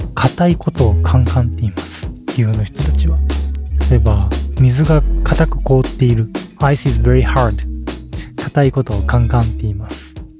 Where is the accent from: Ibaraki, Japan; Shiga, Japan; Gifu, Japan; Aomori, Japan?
Gifu, Japan; 僕ら岐阜で育ったので